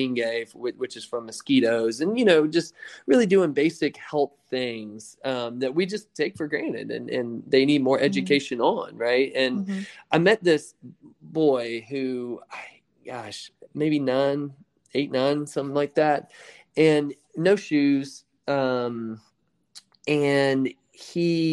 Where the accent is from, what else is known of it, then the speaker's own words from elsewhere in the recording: outside of Augusta, Georgia, United States; I grew up outside of Augusta, Georgia, in a very small rural town